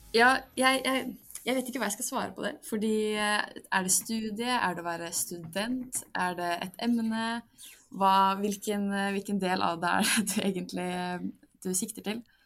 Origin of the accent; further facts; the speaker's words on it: Drammen, Buskerud, Norway; moved away as an adult; now in Bergen, Norway; jeg er fra Drammen, er 23 år og studerer sivilingeniør i energi ved Universitetet i Bergen